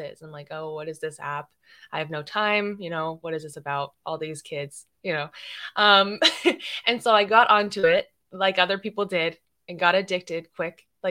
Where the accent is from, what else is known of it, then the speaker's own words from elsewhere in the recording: Atlanta, Georgia, United States; I'm from Atlanta, Georgia